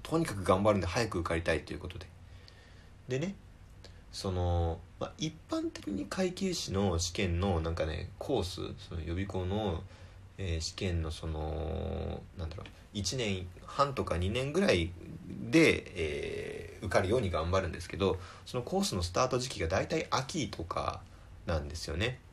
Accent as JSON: {"language": "Japanese", "region": "Tokyo", "country": "Japan", "tie": "born or raised there", "said": "東京出身です"}